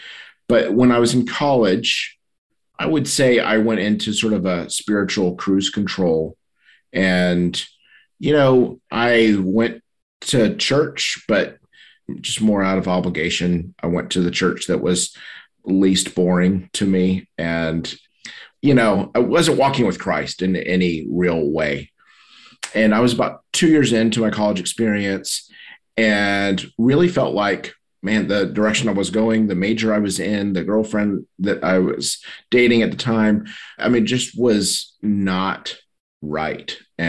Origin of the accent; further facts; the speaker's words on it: Taiwan; born there; I was born in Taiwan. And so I don't have any memory of not knowing about Jesus or the church.